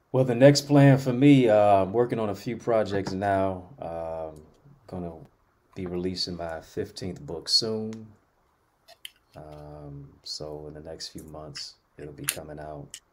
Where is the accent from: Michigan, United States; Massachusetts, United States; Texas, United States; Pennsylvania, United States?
Michigan, United States; Detroit; I'm from Detroit